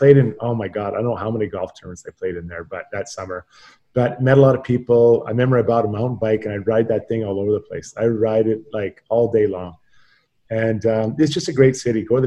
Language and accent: English; Edmonton, Alberta, Canada; growing up in Edmonton, Mark Messier was my idol